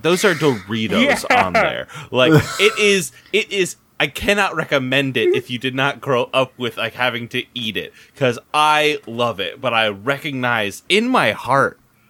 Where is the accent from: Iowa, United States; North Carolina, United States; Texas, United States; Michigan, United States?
Iowa, United States; Davenport; born or raised there